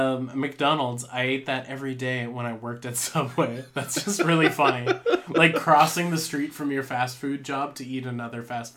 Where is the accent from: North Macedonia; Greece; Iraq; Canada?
Canada; born or raised there